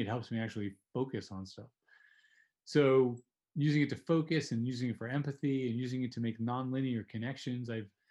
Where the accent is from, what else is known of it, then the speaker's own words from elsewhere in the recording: New Jersey, United States; New Jersey where I grew up